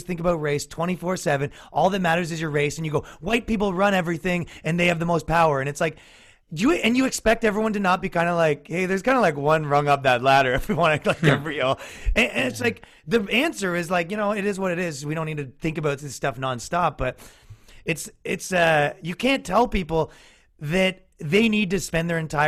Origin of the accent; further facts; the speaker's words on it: Ireland; I'm Irish